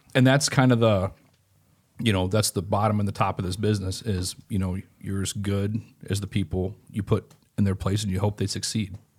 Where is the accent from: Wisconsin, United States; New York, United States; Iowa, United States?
Iowa, United States; Grinnell; in Grinnell, Iowa, where I'm from